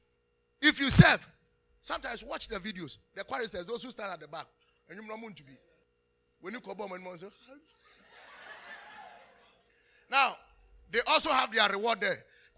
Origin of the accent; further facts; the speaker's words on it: Nigeria; Why are you not serving? I'm a Nigerian. I'm not a Ghanaian. No.